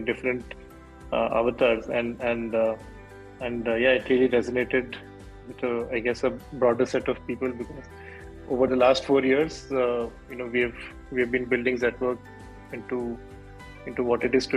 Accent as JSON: {"language": "English", "town": "Bhubaneswar", "region": "Odisha", "country": "India", "tie": "born or raised there", "also_born_or_lived": "Chennai / Mysore / United States", "moved": "as an adult", "said": "I grew up in Bhubaneswar, that's where I'm from"}